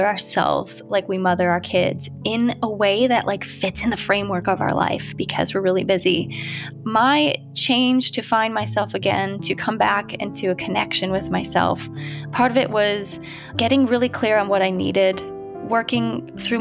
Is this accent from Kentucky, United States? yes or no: no; Ohio, United States; now in California, United States; I'm from Ohio. I live in California now, so we are a long way from home